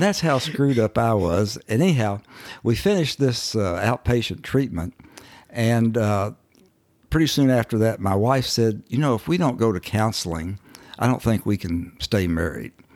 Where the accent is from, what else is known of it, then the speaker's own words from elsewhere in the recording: Owensboro, Kentucky, United States; moved away; I actually was born and raised in Owensboro, Kentucky, uh, up on the Ohio River